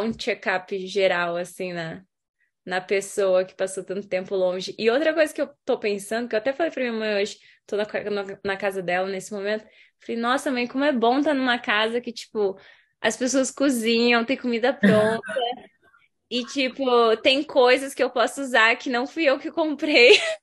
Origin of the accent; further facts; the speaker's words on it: Curitiba, Paraná, Brazil; moved away; Hoje estou falando de Curitiba, minha terrinha